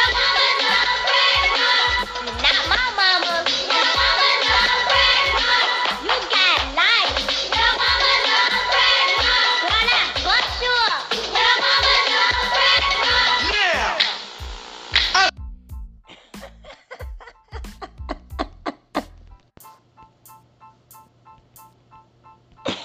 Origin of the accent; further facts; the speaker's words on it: New York, United States; since I am from New York